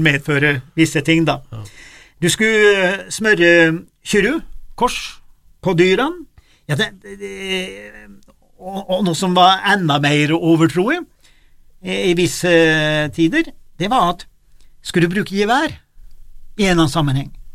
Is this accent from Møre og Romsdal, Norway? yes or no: no; Innlandet, Norway; Jeg vokste opp på Dorrefjell